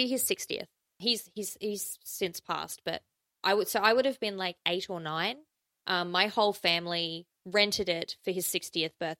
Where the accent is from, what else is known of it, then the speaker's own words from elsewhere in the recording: South Australia, Australia; there is a place where I grew up in South Australia.